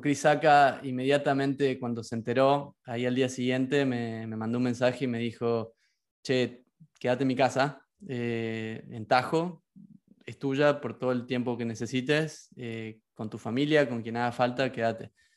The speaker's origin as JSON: {"language": "Spanish", "town": "Concepción", "region": "Tucumán", "country": "Argentina", "tie": "born or raised there", "also_born_or_lived": "Barcelona / New York", "moved": "as an adult", "lives_now": "San Francisco, United States", "said": "yo soy de Tucumán, como lo sabes, eh, me crié rodeado de la yunga tucumana"}